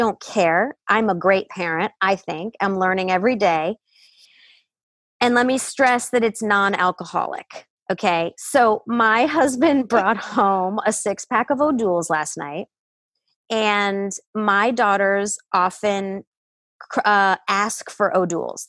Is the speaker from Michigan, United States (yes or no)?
yes; Detroit, Michigan, United States; I grew up in Detroit